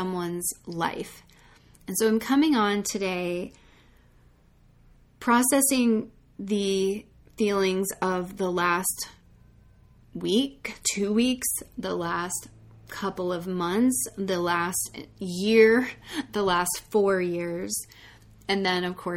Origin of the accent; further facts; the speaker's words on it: United States; being an American in this country